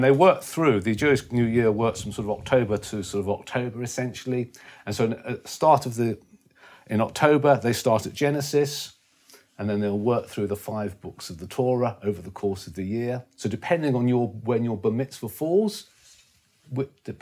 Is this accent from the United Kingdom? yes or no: yes; London, United Kingdom; I was born in Stanmore in North London, which is end of the Jubilee line for anyone who's not a Londoner